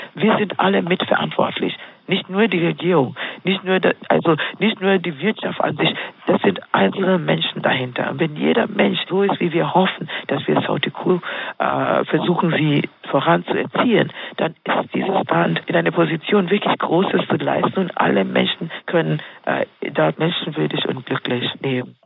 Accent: Kenya; ich bin Kenianerin in Kenia aufgewachsen, mhm. dort, dort groß geworden.

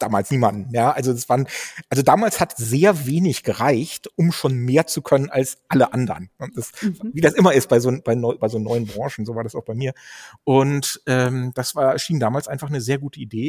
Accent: Dannenberg, Lower Saxony, Germany; ich bin ja gebürtig aus Dannenberg äh, an der Elbe. Das ist da stand meine Wiege, da bin ich im Kreiskrankenhaus zur äh, Welt gekommen

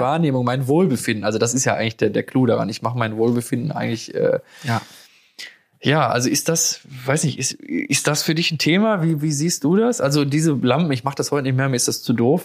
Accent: Germany; bei uns in Deutschland

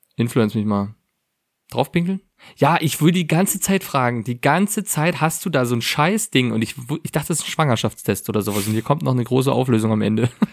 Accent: Germany; als Deutscher

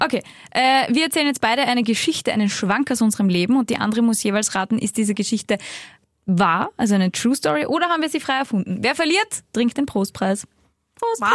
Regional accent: Salzburg, Austria; now in Vienna, Austria; ich komme aus Salzburg, ich wohne in Wien.

